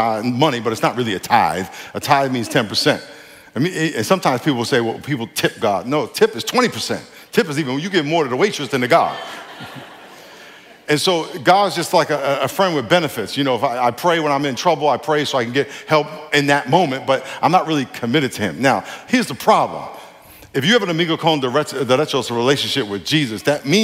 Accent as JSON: {"language": "English", "region": "New York", "country": "United States", "tie": "born or raised there", "said": "I grew up in New York."}